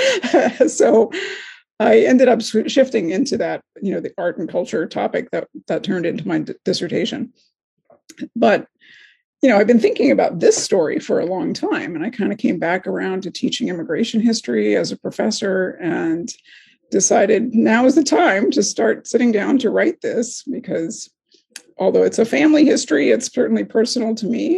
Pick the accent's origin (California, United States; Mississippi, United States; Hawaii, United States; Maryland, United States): Hawaii, United States; my hometown in hawaii